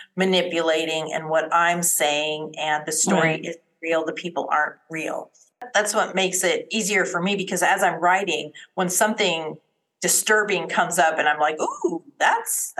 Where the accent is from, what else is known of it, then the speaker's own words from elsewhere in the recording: Colorado, United States; moved away as an adult; now in Texas, United States; I was born and raised in Colorado, married into the military, and went and lived, you know, pretty much all over the United States.